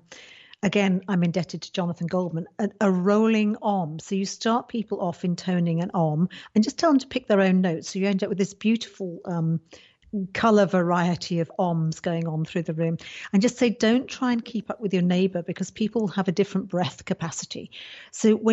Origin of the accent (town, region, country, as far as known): United Kingdom